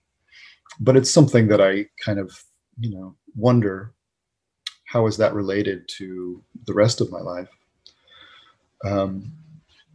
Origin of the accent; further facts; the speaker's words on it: New England, United States; moved away; growing up in New England